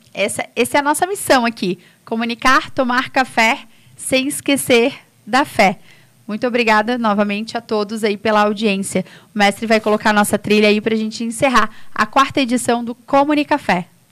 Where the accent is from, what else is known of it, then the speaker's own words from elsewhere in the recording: São José, Santa Catarina, Brazil; moved away as an adult; now in Santo Amaro da Imperatriz, Brazil; Eu sou lá de São José e agora minha vida está aqui